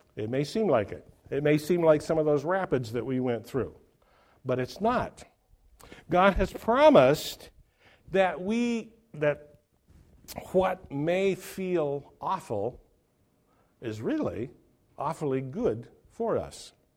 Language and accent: English; Oregon, United States; my home state of Oregon